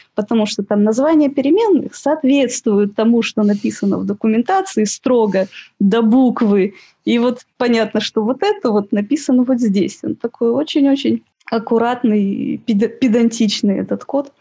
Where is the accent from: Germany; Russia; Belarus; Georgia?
Russia; Siberia; moved away as an adult; also born or lived in Novosibirsk; now in Saint Petersburg, Russia; я из Сибири, училась в Новосибирске